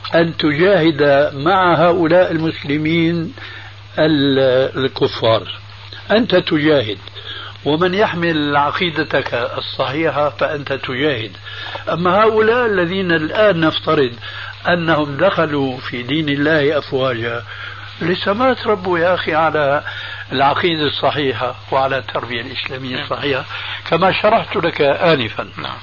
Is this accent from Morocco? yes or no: no; Syria; عندنا في سوريا